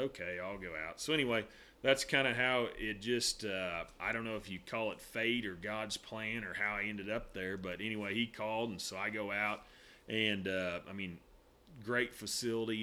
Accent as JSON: {"language": "English", "region": "Northwest Oklahoma", "country": "United States", "tie": "born or raised there", "also_born_or_lived": "Edmond, Oklahoma", "said": "I grew up in Northwest Oklahoma"}